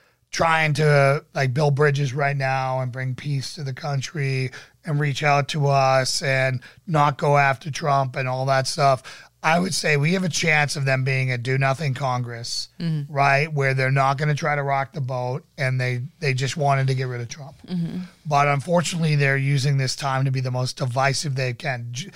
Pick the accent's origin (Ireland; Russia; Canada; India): Russia; now in Germany; I'm actually in Germany. Do you know that literally the whole world prays for the USA, also in Russia? I'm originally from Russia.